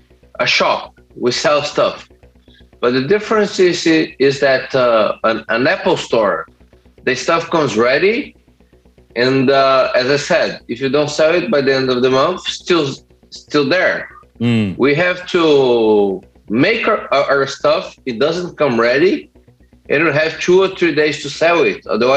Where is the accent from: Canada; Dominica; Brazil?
Brazil; For me, it's kind of crazy because I grew up in a farm, and then I was eating that, you know, the best food you could possibly have.